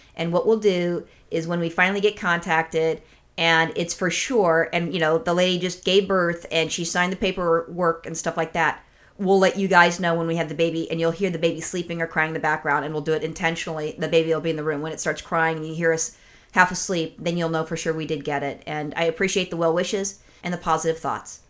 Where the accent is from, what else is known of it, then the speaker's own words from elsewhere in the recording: United States; I'm an American